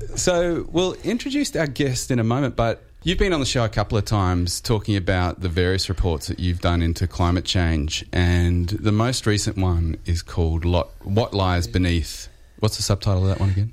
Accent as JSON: {"language": "English", "country": "Australia", "said": "Australian households"}